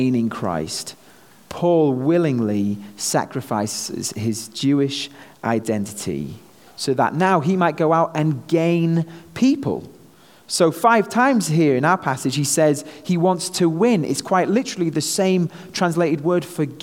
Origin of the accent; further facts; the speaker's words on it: North West England, United Kingdom; moved away as an adult; now in United States; me being a Brit here in the US. You know, back home, I'm just another Brit, but here, having this accent seems to serve me pretty well